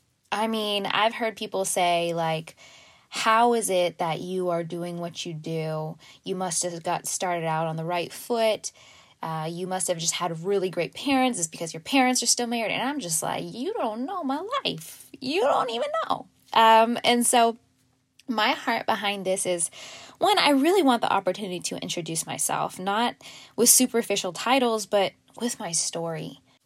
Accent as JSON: {"language": "English", "town": "Fort Worth", "region": "Texas", "country": "United States", "tie": "born or raised there", "said": "So I grew up in Fort Worth, Texas. No silver spoon in my mouth. Both working parents. And it was in a Christian household."}